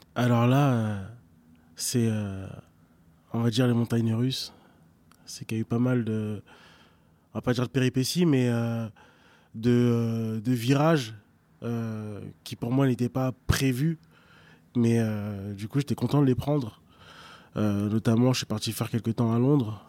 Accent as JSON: {"language": "French", "town": "Évry", "region": "Île-de-France", "country": "France", "tie": "born or raised there", "also_born_or_lived": "Argenteuil / Savigny-le-Temple / London", "said": "j'ai grandi en effet entre Argenteuil, Évry et Savigny-le-Temple. j'ai passé plus clair de, de, mon enfance à Évry."}